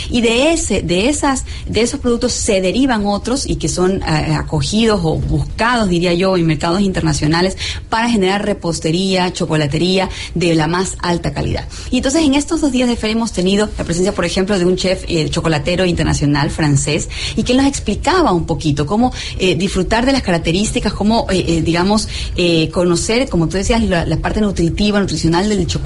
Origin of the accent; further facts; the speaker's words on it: Ecuador; cómo hemos ido educando de alguna manera nuestros propios paladares como ecuatorianos